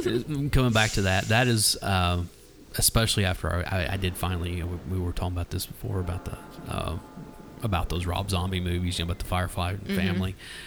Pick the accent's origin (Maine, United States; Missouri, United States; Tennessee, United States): Tennessee, United States; Nashville; I'm a lifer. You know, like, it's always, I've got Nashville tattooed on my arm.